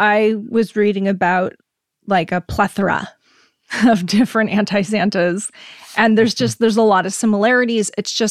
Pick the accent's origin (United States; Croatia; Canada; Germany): Germany; And I grew up in Germany, so I remember in the apartment complex where I lived, someone would actually dress up like St. Nicholas on December 6th